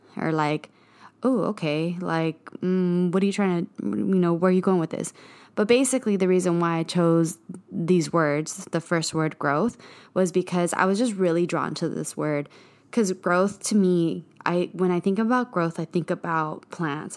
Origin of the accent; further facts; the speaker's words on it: Bloomington, California, United States; moved away as an adult; also born or lived in East Los Angeles, California / Montebello, California; now in Los Angeles, United States; I am from the Inland Empire. That's the IE, um, San Bernardino County. Um, that's where I grew up.